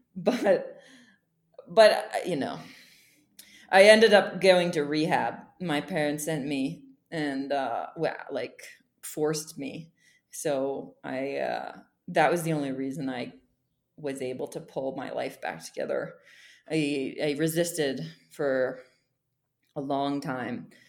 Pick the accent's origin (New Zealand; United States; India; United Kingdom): United States; Bethlehem, Pennsylvania; moved away as an adult; also born or lived in Boston, Massachusetts / Mexico; now in Guatemala; I come from Bethlehem Steel, and it is a very historic place and very proud to come from there. So, I lived there. I was born there